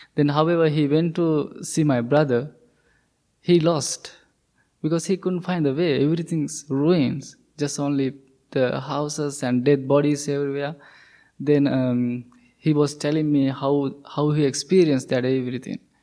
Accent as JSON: {"language": "English", "country": "Sri Lanka", "second_language": "English", "moved": "as an adult", "said": "I'm coming from Sri Lanka"}